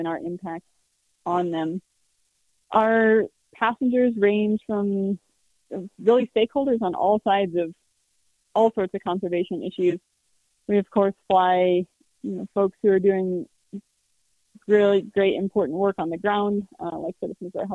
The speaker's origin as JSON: {"language": "English", "town": "Carbondale", "region": "Colorado", "country": "United States", "tie": "born or raised there", "said": "I grew up in Carbondale, just down the road"}